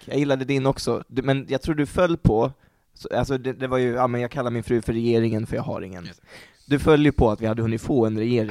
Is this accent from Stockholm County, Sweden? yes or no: no; Örebro, Örebro County, Sweden; moved away as an adult; also born or lived in Uppsala; jag kom ju från Örebro, och eh, hade, det var fem år sedan jag flyttade till Uppsala